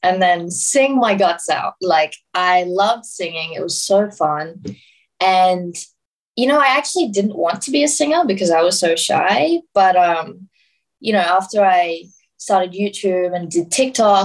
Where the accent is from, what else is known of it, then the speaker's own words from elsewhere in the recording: Sydney, New South Wales, Australia; also born or lived in Brisbane; I grew up in Western Sydney